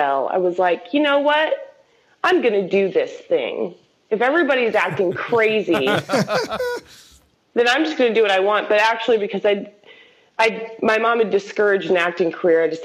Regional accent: Columbus, Indiana, United States; moved away; also born or lived in New York; I am from Columbus, Indiana

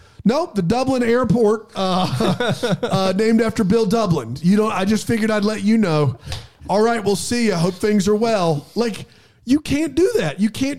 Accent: Melbourne, Victoria, Australia; Well, I'm from Australia. Melbourne, mate.

